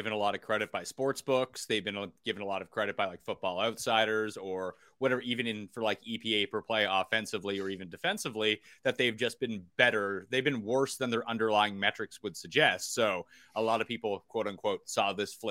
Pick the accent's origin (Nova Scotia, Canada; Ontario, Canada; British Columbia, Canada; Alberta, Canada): Nova Scotia, Canada; Halifax; my hometown Halifax